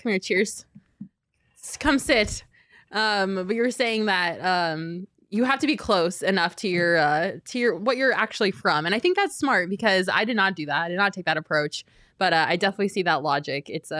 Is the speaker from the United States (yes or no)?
yes; Oregon, United States; I'm from Oregon, and I'm a librarian.